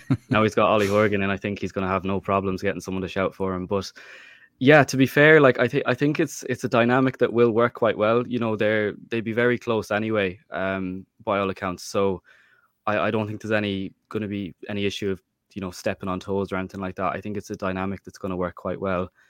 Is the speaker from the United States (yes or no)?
no; Mayo, Connacht, Ireland; I'm from Mayo